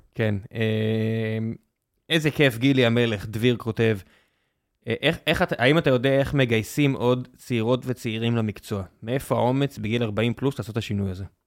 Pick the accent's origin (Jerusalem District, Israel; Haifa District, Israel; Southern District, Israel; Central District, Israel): Southern District, Israel; Beersheba; moved away as an adult; now in Tel Aviv, Israel; נולדתי בבאר שבע, חייתי שם עד גיל 24, מאז תל אביב